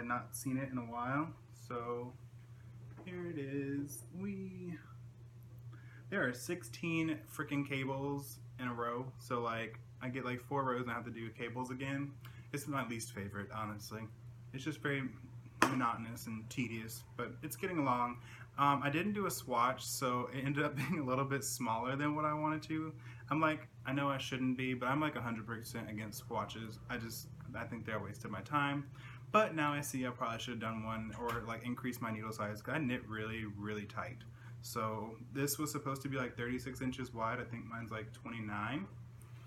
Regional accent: the Carolinas, United States; I'm from Carolina

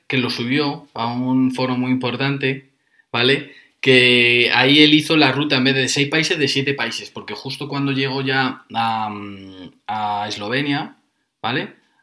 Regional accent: Fuenlabrada, Community of Madrid, Spain; yo soy de Fuenlabrada

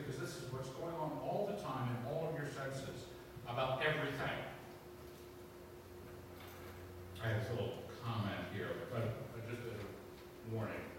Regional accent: East Coast, United States; growing up on the East Coast

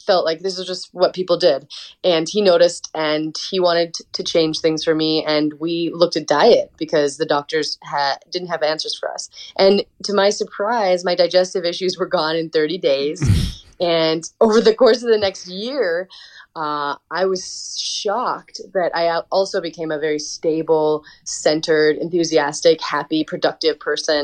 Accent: Montana, United States; I grew up in Montana in a really small town

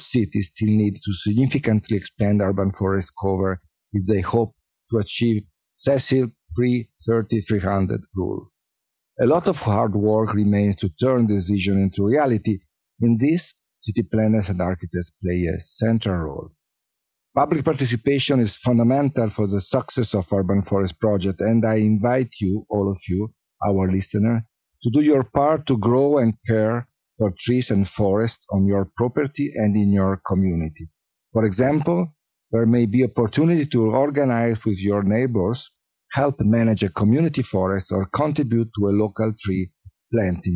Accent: Milan, Lombardy, Italy; I was born and raised in Milano during the 60s

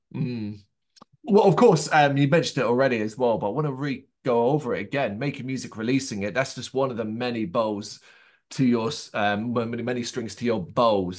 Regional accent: Ireland; I am Irish, uh, not English

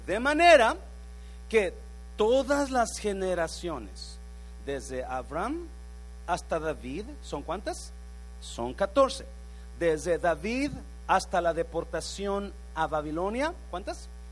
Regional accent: Mexico; now in United States; Yo soy mexicano

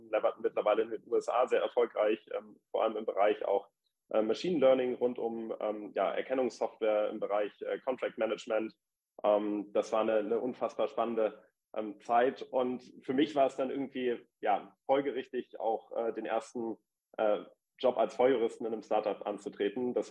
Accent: Hamburg, Germany; moved away as an adult; also born or lived in Munich / Passau; now in Berlin, Germany; geboren in München, aufgewachsen in Hamburg, äh, bin ich vor 15 Jahren nach Berlin gezogen.

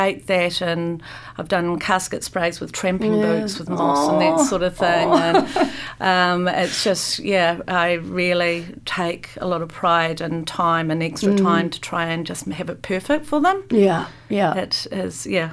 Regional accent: Christchurch, Canterbury, New Zealand; now in Wellington, New Zealand; I come from Christchurch, where there used to be quite a lot of malls down there

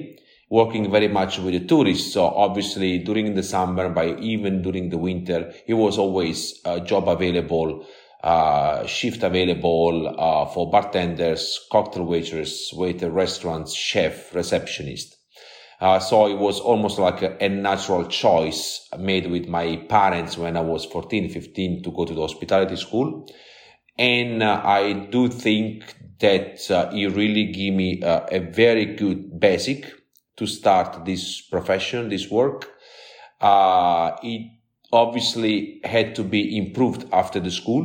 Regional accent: Amalfi Coast, near Salerno, Campania, Italy; moved away as an adult; now in London, United Kingdom; I'm originally from the Amalfi Coast in south of Italy, in a little town very popular in Italy for the making of the buffalo mozzarella, just off Salerno

